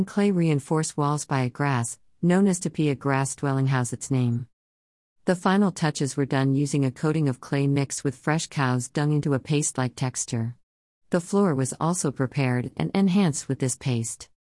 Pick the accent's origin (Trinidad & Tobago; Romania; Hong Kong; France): Trinidad & Tobago; now in United States; growing up in Trinidad and Tobago is fascinating because the slangs can change over time. I have lived in the United States for 20-plus years now, and every time I travel back to Trinidad and Tobago, I have to reacquaint myself with the words and phrases that have emerged.